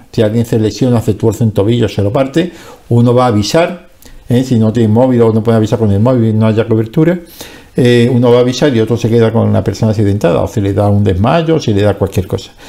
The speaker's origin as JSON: {"language": "Spanish", "region": "Andalusia", "country": "Spain", "tie": "born or raised there", "said": "yo voy a tirar para el sur, que es donde está mi pueblo, donde yo he salido"}